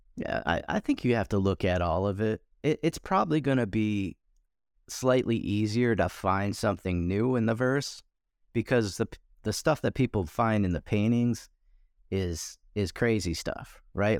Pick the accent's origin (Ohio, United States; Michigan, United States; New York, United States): Michigan, United States; I grew up in Michigan, born and raised in Michigan